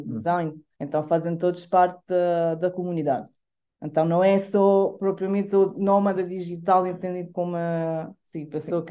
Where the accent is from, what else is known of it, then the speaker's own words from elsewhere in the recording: Italy; Portuguese is a second language; moved away as an adult; now in Alvor, Portugal; eu sou italiana, uh, moro aqui em, em Alvor uh, desde 2018.